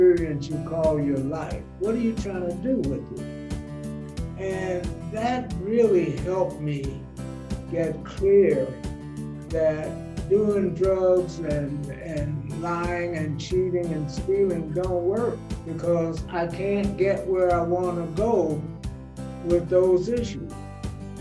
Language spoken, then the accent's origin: English; Los Angeles, California, United States; also born or lived in Cleveland, Ohio; I grew up in Watts. We came to California from Cleveland, Ohio in 1936.